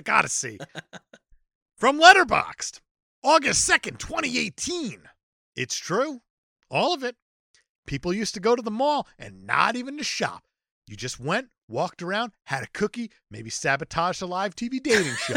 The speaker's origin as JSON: {"language": "English", "region": "New Jersey", "country": "United States", "tie": "born or raised there", "moved": "yes", "said": "Growing up in Jersey"}